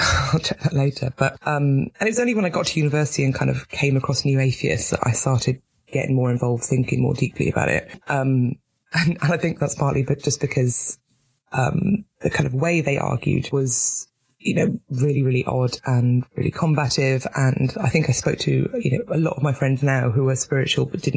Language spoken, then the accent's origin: English; Newport, Wales, United Kingdom; moved away as an adult; also born or lived in Northern Ireland; now in London, United Kingdom; So I grew up in Newport in South Wales, which is now it's post-industrial